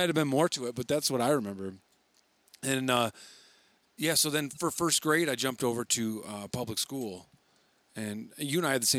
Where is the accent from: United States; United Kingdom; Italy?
United States; Wayland, Michigan; my hometown, Wayland, Michigan, a very special place.